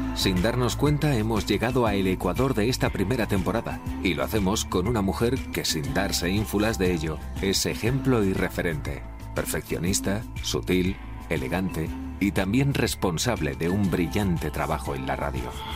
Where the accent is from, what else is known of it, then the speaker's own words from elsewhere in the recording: Valencia, Valencian Community, Spain; nos trasladamos a mi tierra, Valencia.